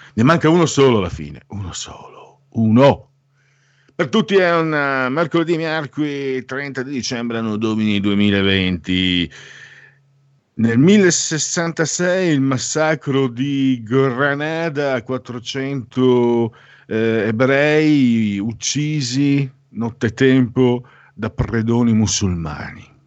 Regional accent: Italy; also born or lived in Friuli / Veneto; noi del Friuli del Veneto, io sono mezzo sangue, sangue misto, Friuli Veneto, quando parli anche col mio accento

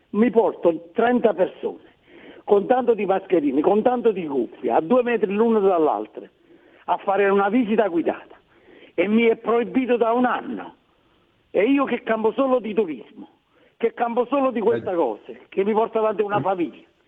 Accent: Naples, Campania, Italy; chiamo da Napoli

